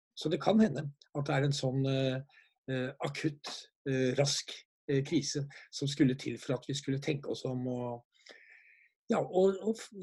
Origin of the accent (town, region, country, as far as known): Norway